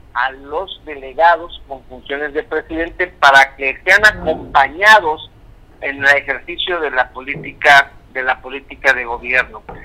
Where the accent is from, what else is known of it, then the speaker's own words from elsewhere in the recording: Mexico; como mexicanos